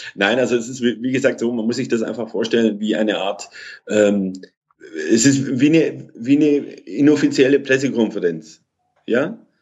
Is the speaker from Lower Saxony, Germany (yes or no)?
no; Kirchheim unter Teck, Baden-Württemberg, Germany; also born or lived in Munich / Greece; Bin dann, seit ich vier bin, äh, wieder in Deutschland, bin in der Nähe von Stuttgart groß geworden, in Kirchheim Tech